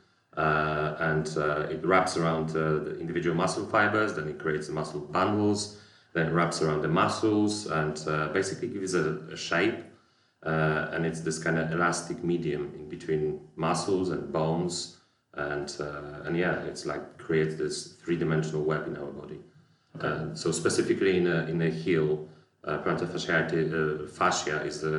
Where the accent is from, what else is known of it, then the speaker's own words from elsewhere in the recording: Poland; moved away as an adult; I'm originally from Poland, where I graduated as a physiotherapist